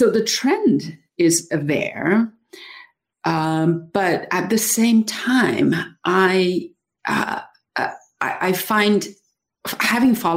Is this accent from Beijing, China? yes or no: no; Dali, Yunnan, China; my hometown of Dali in Yunnan, China